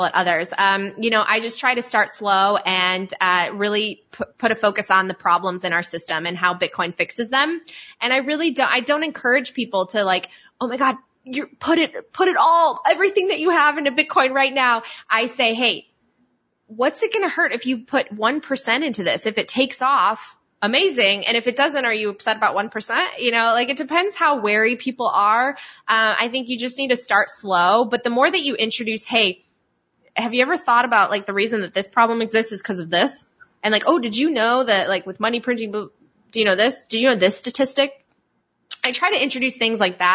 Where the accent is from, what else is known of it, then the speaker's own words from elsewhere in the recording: Poland; moved away; also born or lived in Italy; I'm from Poland and I also lived in Italy.